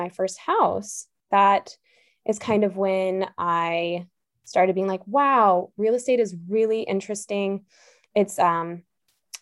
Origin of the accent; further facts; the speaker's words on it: Alaska, United States; moved away as an adult; also born or lived in Providence, Rhode Island; now in New Orleans, United States; I am born and raised in Alaska.